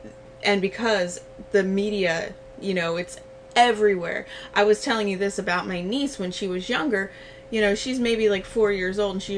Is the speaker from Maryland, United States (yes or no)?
yes; Baltimore, Maryland, United States; because I'm from Baltimore, I've lived here my entire life, and they're like, where's your Baltimore accent?